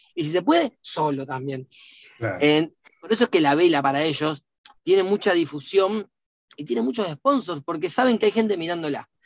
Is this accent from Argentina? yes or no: yes; Rosario, Santa Fe, Argentina; yo soy de Rosario